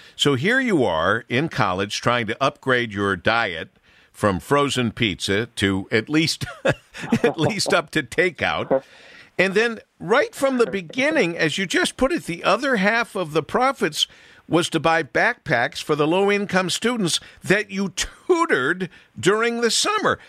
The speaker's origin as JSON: {"language": "English", "town": "Monroe", "region": "Michigan", "country": "United States", "tie": "born or raised there", "said": "growing up in Monroe"}